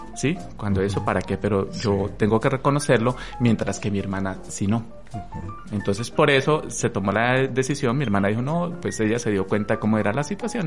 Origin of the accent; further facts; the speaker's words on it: Armero, Tolima, Colombia; also born or lived in Bogotá; now in Ibagué, Colombia; yo soy de Armero. ¿Sí? Yo nací en Armero